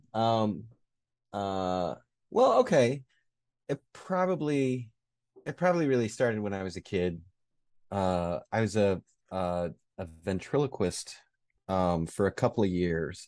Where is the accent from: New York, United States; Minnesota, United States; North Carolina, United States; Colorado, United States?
New York, United States; Rochester; I grew up in Rochester, New York